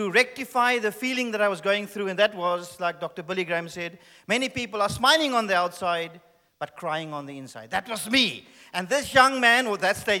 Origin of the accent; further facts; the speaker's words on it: Cape Town, Western Cape, South Africa; Yes, I am South African. And thank you. And I was born in Cape Town